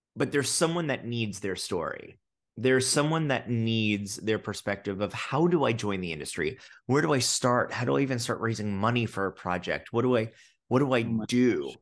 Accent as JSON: {"language": "English", "region": "New York", "country": "United States", "also_born_or_lived": "London", "said": "I'm a New Yorker. I love New York. It's in my blood"}